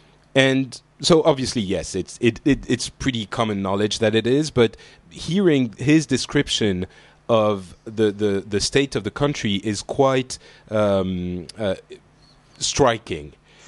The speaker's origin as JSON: {"language": "English", "country": "Lebanon", "tie": "born there", "said": "And we're sort of all from the Middle East, because for those who don't know, I was born in Lebanon."}